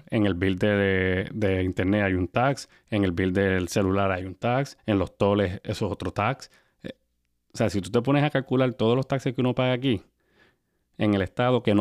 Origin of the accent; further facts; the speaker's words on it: Puerto Rico; nosotros somos de Puerto Rico, ¿verdad?